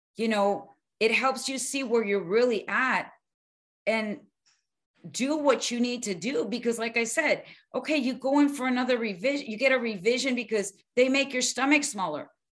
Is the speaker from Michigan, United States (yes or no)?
no; Miami, Florida, United States; moved away; also born or lived in Arizona / New Mexico; I grew up in Miami